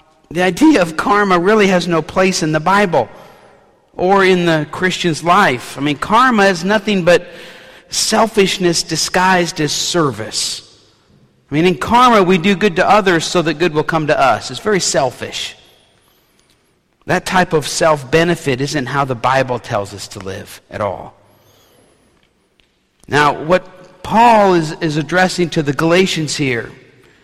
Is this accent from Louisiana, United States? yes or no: yes; New Orleans, Louisiana, United States; a city kid growing up in New Orleans